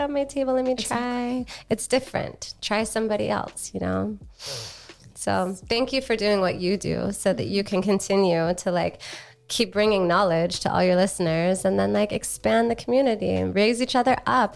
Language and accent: English; Hawaii, United States; now in San Diego, United States; I grew up in Hawaii